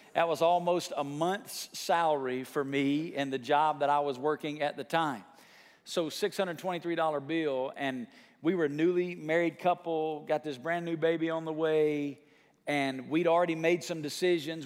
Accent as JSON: {"language": "English", "country": "United States", "tie": "born or raised there", "said": "there's a bridge in my hometown called Old Nile Bridge. It crosses over the, the, the Tennessee River"}